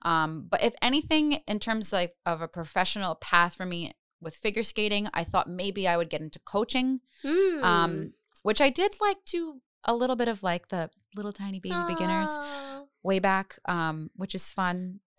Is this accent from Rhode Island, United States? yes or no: yes; Providence, Rhode Island, United States; Providence. I grew up on Charles Street.